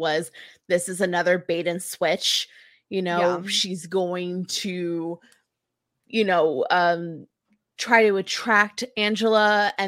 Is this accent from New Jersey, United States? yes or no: yes; New Jersey, United States; I'm from a tiny town, but we have a yearly carnival.